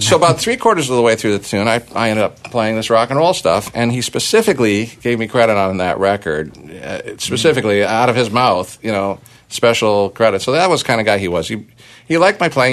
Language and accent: English; Toronto, Ontario, Canada; we had a riot in Toronto, my hometown